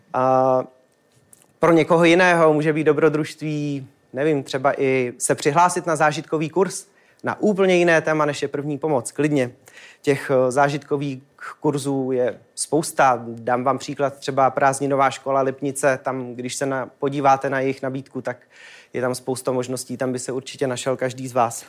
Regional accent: Czechia

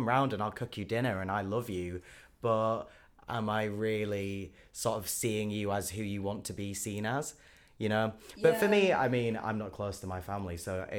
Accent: Leeds, Yorkshire and the Humber, United Kingdom; born or raised there; moved away; also born or lived in Brighton

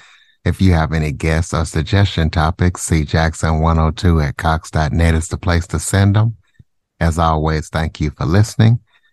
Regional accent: Louisiana, United States; And yes, I am from Louisiana.

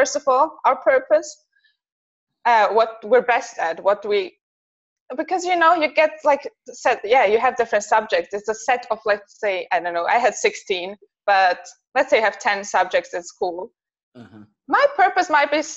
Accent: Zurich, Switzerland; first language Bosnian; English is a second language; I'm from Switzerland, Zurich in particular.

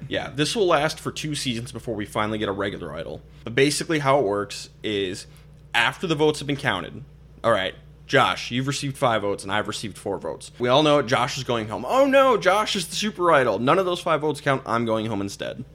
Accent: Minnesota, United States; we're all originally from Minnesota

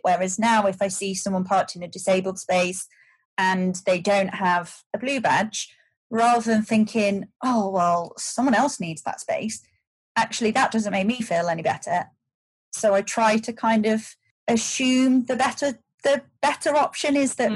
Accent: Shropshire, West Midlands, United Kingdom; moved away as an adult; also born or lived in United States; I grew up in Shropshire

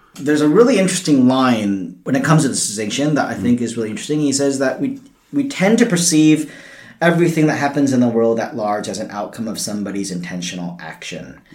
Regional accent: United States; moved away as an adult; now in Australia; I'm from the US and I moved here in 2007

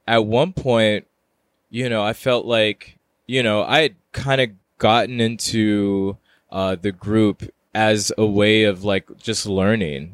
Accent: Houston, Texas, United States; moved away as an adult; also born or lived in Queens, New York; now in New York, United States; I'm currently living in New York, in Queens, New York, um, but I'm originally from Houston, Texas

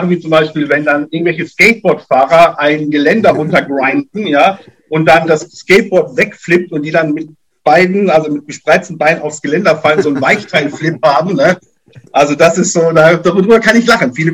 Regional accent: Duisburg, North Rhine-Westphalia, Germany; born there; now in Mannheim, Germany; Aber gebürtig komme ich aus Duisburg, bin dann ganz durch die Welt gesaust und äh, durch Deutschland. Also bin zwar jetzt schon ein paar Jahre hier

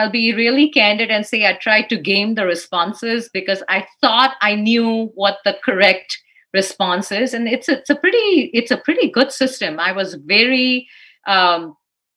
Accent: Dallas, Texas, United States; I'm really from Dallas.

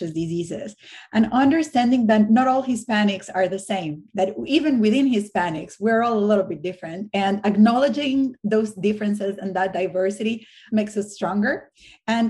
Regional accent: Venezuela; moved away as an adult; now in United States; I identify myself as Venezuelan. I am very proud of growing up there

